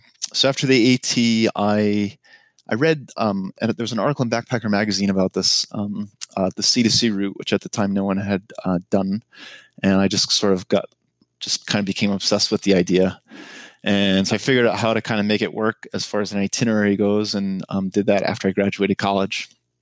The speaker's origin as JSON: {"language": "English", "region": "East Coast", "country": "United States", "tie": "born or raised there", "said": "I grew up on the East Coast."}